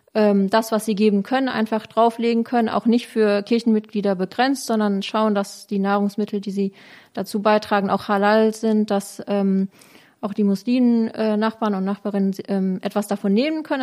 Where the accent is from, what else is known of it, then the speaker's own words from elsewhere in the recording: Germany; bei uns in Deutschland